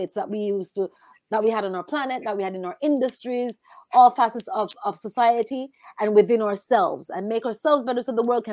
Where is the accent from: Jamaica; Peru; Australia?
Jamaica; growing up in Jamaica